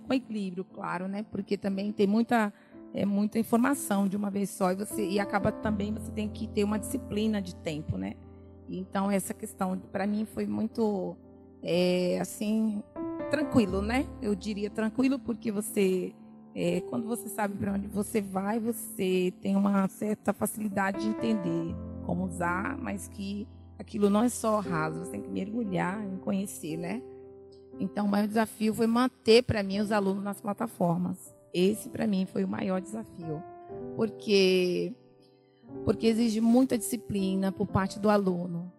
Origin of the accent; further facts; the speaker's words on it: Bahia, Brazil; moved away as an adult; now in São Paulo, Brazil; eu vim da Bahia, né? Eu sou baiana. E aí eu vim embora para São Paulo